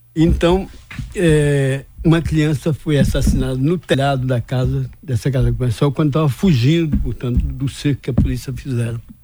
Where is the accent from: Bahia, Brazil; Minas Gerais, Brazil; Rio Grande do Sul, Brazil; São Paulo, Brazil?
Bahia, Brazil; Vitória da Conquista; also born or lived in Anagé / Salvador; eu nasci em Anagé, que era um distrito de conquista naquela época. E sou muito grato de, de ser baiano e de ser conquistante